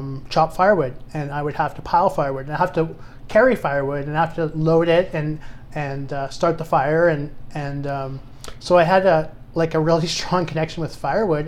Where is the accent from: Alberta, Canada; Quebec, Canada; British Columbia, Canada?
Alberta, Canada; Lundbreck; I grew up in Lunbrook, Alberta